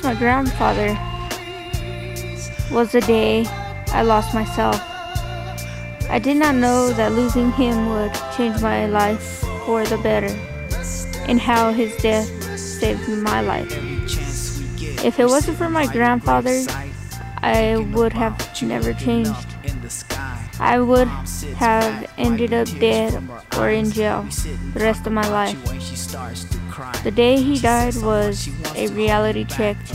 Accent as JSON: {"language": "English", "town": "Alamogordo", "region": "New Mexico", "country": "United States", "said": "I'm 17 years old and I'm from Alamogordo, New Mexico."}